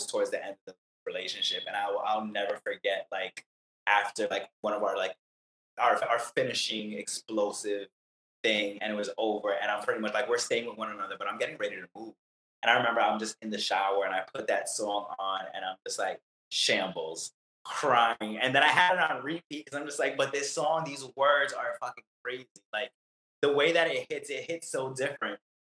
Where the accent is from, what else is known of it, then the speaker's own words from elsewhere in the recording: New York City, New York, United States; now in Florida, United States; Brooklyn's my home